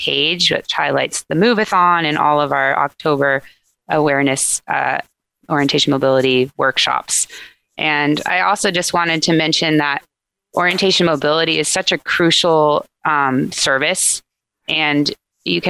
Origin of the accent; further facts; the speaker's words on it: Santa Barbara, California, United States; also born or lived in Berkeley / Los Angeles / Santa Rosa; I grew up in Santa Barbara, right down the street from the Braille Institute